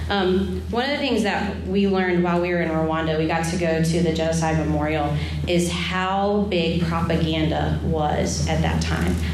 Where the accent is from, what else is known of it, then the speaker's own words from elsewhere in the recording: Haiti; but I grew up in Haiti and it's a third world country and there's trash everywhere.